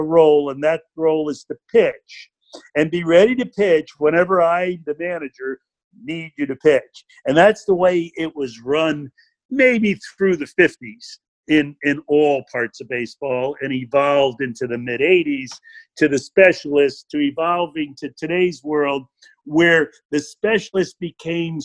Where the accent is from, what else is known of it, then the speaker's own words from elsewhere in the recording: Stamford, Connecticut, United States; I grew up in Stanford over on the water side of town.